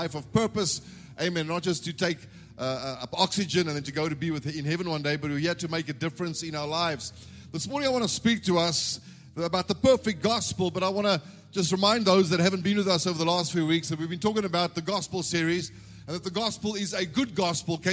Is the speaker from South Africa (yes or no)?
yes; South Africa; I'm born in this country. I'm a South African citizen.